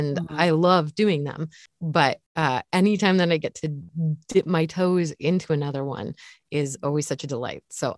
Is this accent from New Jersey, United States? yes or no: no; Kansas, United States; Or the other one, I grew up in Kansas.